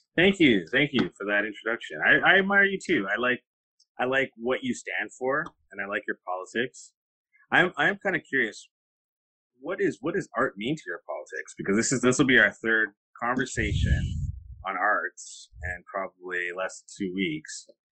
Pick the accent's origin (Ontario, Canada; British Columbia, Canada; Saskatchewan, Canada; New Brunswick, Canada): Ontario, Canada; Kitchener; I'm from Kitchener.